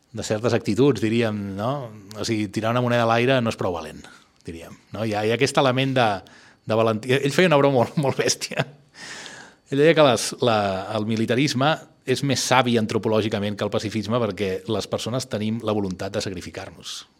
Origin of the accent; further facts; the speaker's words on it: Barcelona, Catalonia, Spain; jo, que sóc un barceloní eh, que viu aquí